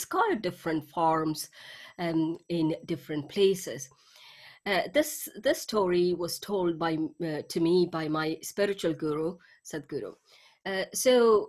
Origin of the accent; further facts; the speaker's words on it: India; moved away as an adult; also born or lived in England; now in Scotland, United Kingdom; I am from India. I was born and brought up in India